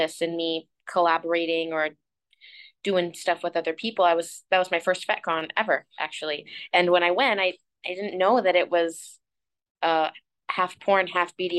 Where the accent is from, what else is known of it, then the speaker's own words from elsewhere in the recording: St. Petersburg, Florida, United States; now in South Florida, United States; St. Pete's my hometown